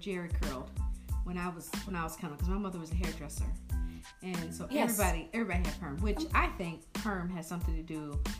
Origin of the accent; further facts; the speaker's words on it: United States; us as black women, American black beautiful women.